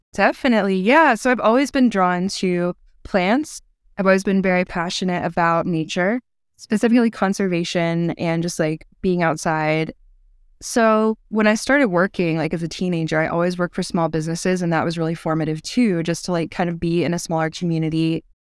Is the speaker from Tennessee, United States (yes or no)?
yes; Chattanooga, Tennessee, United States; I am from Chattanooga, Tennessee, which is a beautiful town in a bowl of foothills in the Southern Appalachian mountain range. And I grew up here